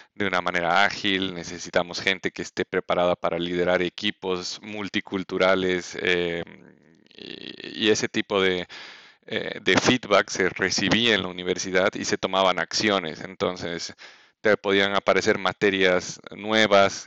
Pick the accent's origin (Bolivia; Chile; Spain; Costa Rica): Bolivia; first language Spanish; moved away as an adult; also born or lived in Mexico; yo siendo boliviano quería mm, eh, eventualmente, quiero eventualmente volver a ejercer en mi país